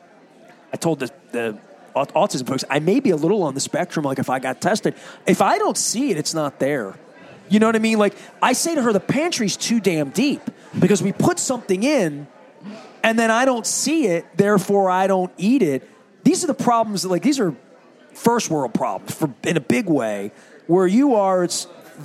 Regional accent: Dundalk, Maryland, United States; I grew up in Dundalk in the 70s and 80s

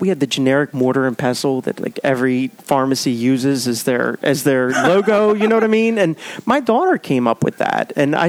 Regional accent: Baltimore, Maryland, United States; I grew up in Hollandtown, Greektown. Went to grade school at Sacred Heart of Mary right down the street from here.

